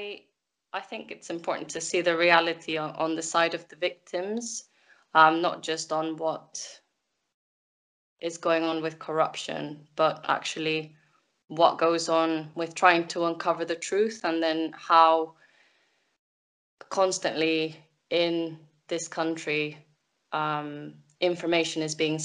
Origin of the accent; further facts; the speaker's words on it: Mexico; moved away; I'm from Mexico